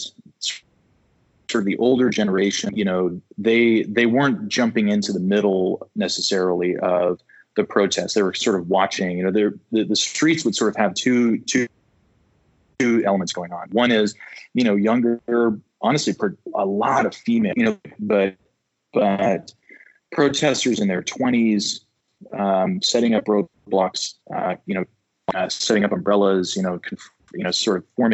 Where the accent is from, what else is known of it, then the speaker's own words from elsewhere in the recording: United States; as an American